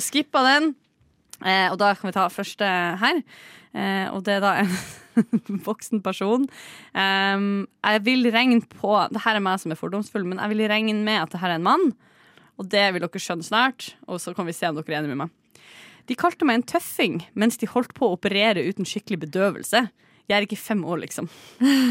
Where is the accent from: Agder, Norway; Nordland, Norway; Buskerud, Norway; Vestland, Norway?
Nordland, Norway; Bodø; moved away; min gamle fastlege hjemme i Bodø